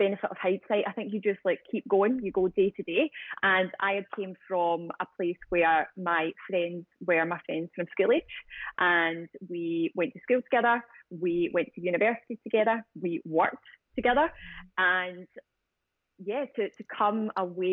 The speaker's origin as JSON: {"language": "English", "town": "Glasgow", "region": "Scotland", "country": "United Kingdom", "tie": "born or raised there", "accent": "Scottish", "moved": "as an adult", "said": "the city that we grew up"}